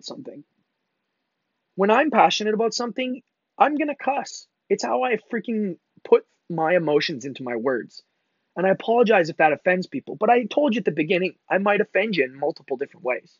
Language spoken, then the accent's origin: English; Mississauga, Ontario, Canada; I'm originally from and born and raised in Canada. I'm from Mississauga, just outside of Toronto, Canada